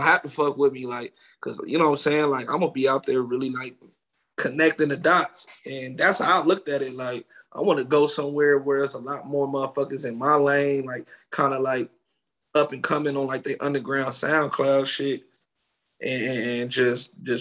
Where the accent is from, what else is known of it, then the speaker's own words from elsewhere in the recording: Ohio, United States; moved away as an adult; also born or lived in Los Angeles; I'm from Ohio